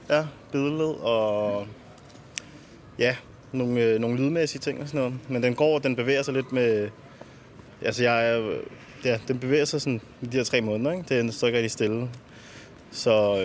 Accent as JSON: {"language": "Danish", "town": "Albertslund", "region": "Capital Region of Denmark", "country": "Denmark", "tie": "born or raised there", "said": "jeg er født og opvokset i Alberslund"}